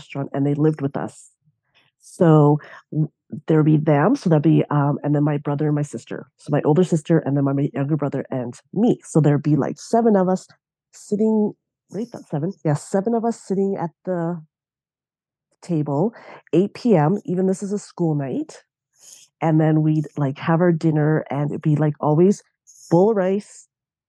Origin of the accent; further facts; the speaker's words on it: Lacombe, Alberta, Canada; also born or lived in Banff, Alberta / Red Deer, Alberta; I grew up in Lacombe, Alberta. So I was born in Banff.